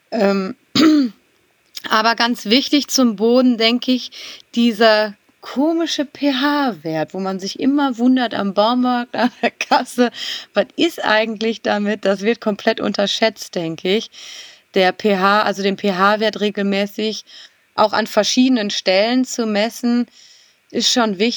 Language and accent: German; Kranenburg, North Rhine-Westphalia, Germany; weil ich gerade die Ehre habe und meinen Heimat, Ort komplett umzugestalten mit dem großen Thema grüne Gartenstadt Kranenburg